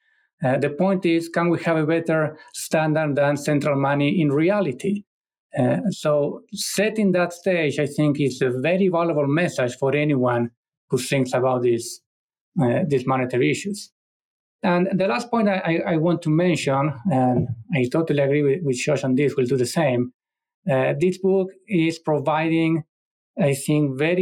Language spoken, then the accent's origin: English; Argentina; moved away; my home country, Argentina